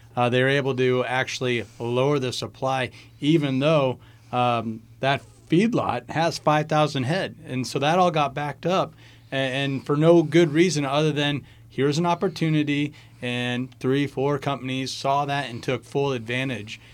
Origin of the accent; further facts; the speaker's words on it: Midwest, United States; we're from the Midwest, and, you know, so agriculture plays a big part, not only in our lives, but really the economy as a whole around here